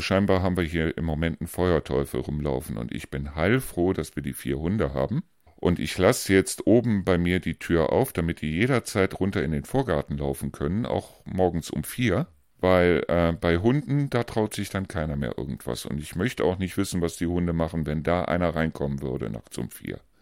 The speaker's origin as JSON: {"language": "German", "region": "Rhineland", "country": "Germany", "moved": "yes", "said": "ich bin ja eigentlich Rheinländer"}